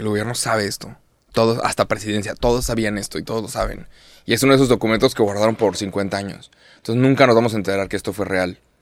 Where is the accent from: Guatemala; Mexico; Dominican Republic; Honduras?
Mexico; yo uso Mexican para referirme a mí y soy mexicano